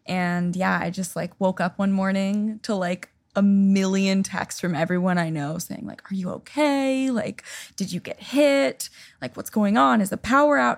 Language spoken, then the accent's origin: English; Seattle, Washington, United States; moved away as an adult; now in Nashville, United States; I grew up in Seattle